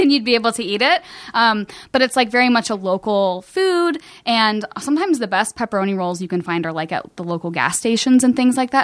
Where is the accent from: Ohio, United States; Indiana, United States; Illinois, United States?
Ohio, United States; Cincinnati; moved away as an adult; also born or lived in Kentucky; now in Los Angeles, United States; I'm from Cincinnati